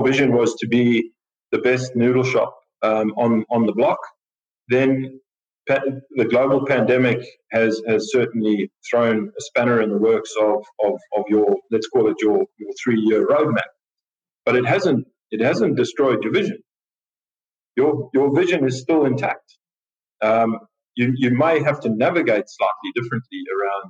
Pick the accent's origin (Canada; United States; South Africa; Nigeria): South Africa; moved away as an adult; also born or lived in Natal, South Africa / Tumut, New South Wales, Australia / Sydney, Australia / Adelaide, Australia; now in Australia; I'm a South African